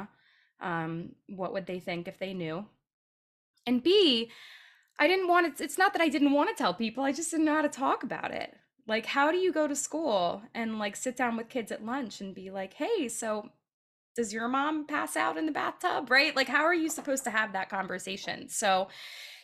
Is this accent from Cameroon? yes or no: no; right outside of Philadelphia, Pennsylvania, United States; I grew up right outside of Philadelphia